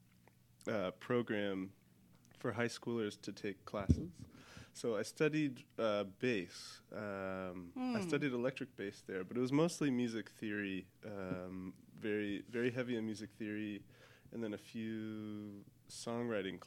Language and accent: English; Waynesville, North Carolina, United States; moved away; Waynesville, North Carolina.